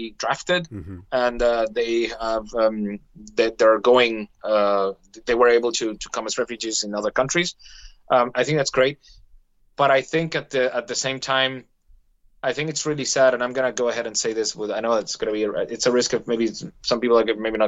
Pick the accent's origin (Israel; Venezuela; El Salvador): Venezuela; moved away; I come from Venezuela